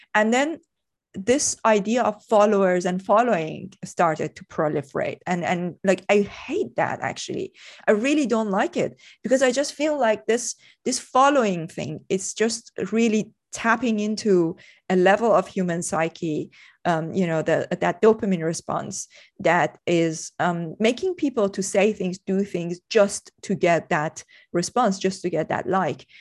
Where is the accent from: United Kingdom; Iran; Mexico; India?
Iran; moved away as an adult; I, I grew up in Iran. Um, I left Iran, uh, when I was twenty-three